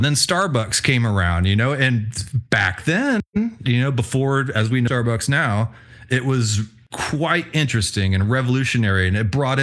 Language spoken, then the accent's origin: English; Houston, Texas, United States; also born or lived in Tulsa, Oklahoma; I was born and raised in Houston, Texas. Spent as a child a little bit of time in Tulsa, Oklahoma, but mostly Houston.